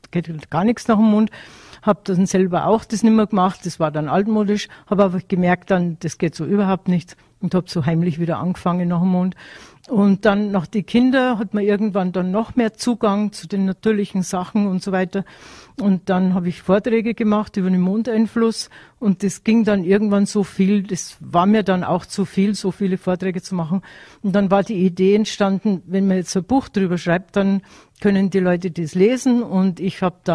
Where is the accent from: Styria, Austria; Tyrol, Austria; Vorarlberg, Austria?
Tyrol, Austria; weil ich bin mit dem Wissen aufgewachsen in Tirol